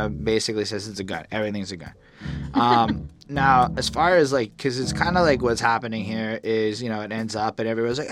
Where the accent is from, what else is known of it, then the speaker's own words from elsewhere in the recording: Canada; as a Canadian